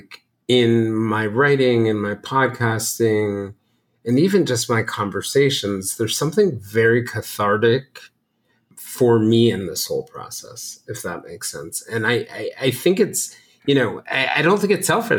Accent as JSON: {"language": "English", "town": "Marietta", "region": "Georgia", "country": "United States", "tie": "born or raised there", "said": "Marietta, Georgia, where I spent my elementary and middle school years"}